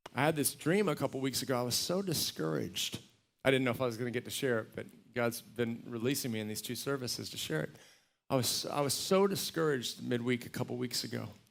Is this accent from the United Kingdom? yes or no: no; Texas, United States; a little, little ranch I grew up on in Texas